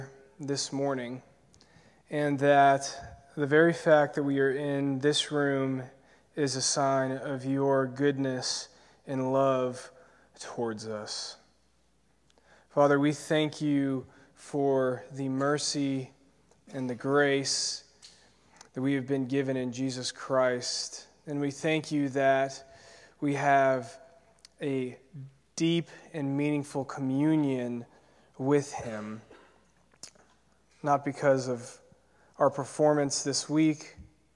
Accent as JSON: {"language": "English", "town": "Peachtree City", "region": "Georgia", "country": "United States", "tie": "born or raised there", "said": "I grew up in Peachtree City, Georgia. It's just south of Atlanta, in the burbs"}